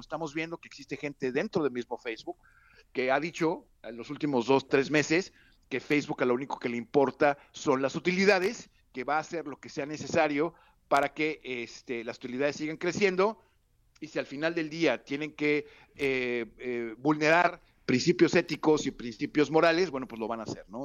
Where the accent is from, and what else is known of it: Mexico; now in United States